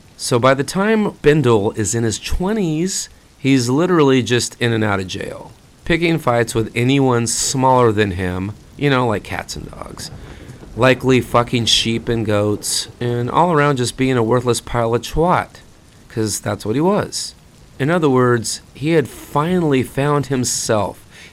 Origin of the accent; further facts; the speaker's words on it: Fresno, California, United States; my hometown of Fresno